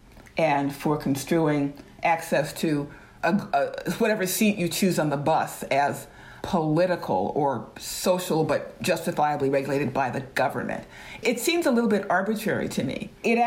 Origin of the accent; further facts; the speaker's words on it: Georgia, United States; moved away; also born or lived in the North; Both my parents were born and raised in Atlanta, Georgia. I am one of the few people in my family, one of the first and few to actually leave Georgia and go to the North